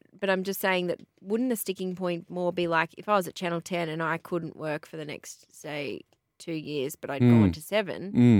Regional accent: Boorowa, New South Wales, Australia; I'm from Borowa. Near Young.

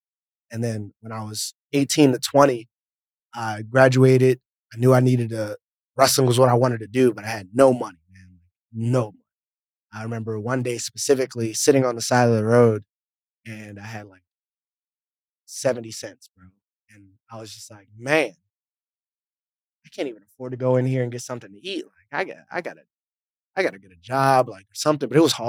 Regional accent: East Coast, United States; You know, growing up in the East Coast, it's cold. I get snow on my birthday a lot of times.

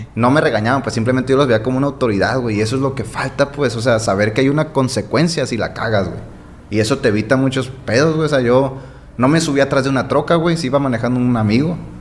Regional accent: Guasave, Sinaloa, Mexico; also born or lived in Los Mochis, Sinaloa / Adolfo Ruiz Cortines, Sinaloa; Soy de Guasave, pues nací en Mochis, pero me crié en Guasave toda mi vida.

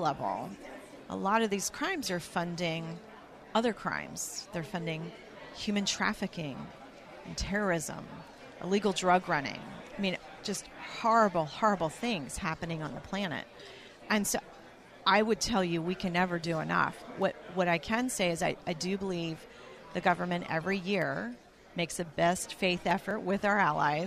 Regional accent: the South, United States; I'm from the South

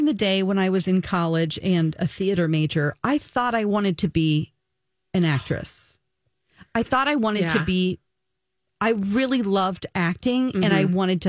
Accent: California, United States; I'm from California

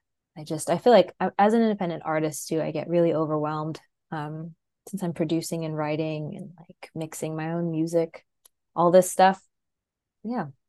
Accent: Wasilla, Alaska, United States; moved away; also born or lived in Anchorage, Alaska / Boston / southeastern US; from South Central Alaska in Wasilla. I was born in Anchorage

